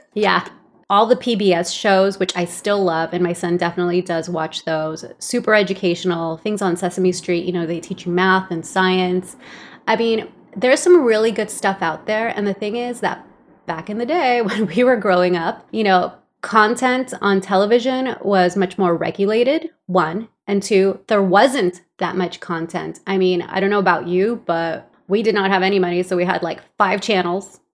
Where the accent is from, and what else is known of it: Los Angeles, California, United States; born or raised there; English is a second language; also born or lived in El Salvador